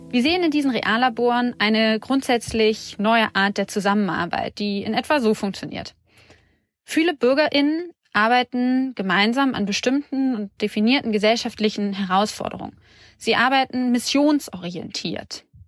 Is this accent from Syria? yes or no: yes; Syria; German is a second language; moved away as an adult; now in Berlin, Germany; Ich bin seit 2014 in Deutschland und ich komme aus Syrien